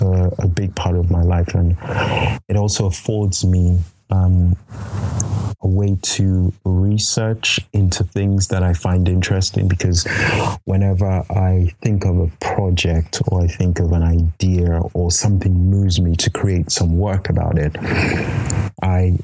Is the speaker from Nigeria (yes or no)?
yes; Nigeria; now in United Kingdom; a Nigerian living in the UK, as a man.